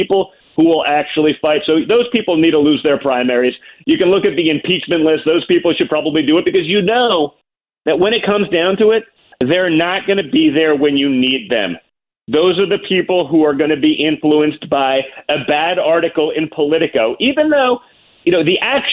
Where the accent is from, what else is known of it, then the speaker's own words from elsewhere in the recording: New York, United States; I grew up in New York